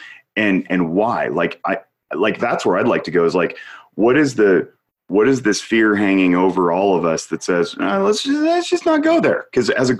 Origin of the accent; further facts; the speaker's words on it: Reno, Nevada, United States; As a white man born and raised in Reno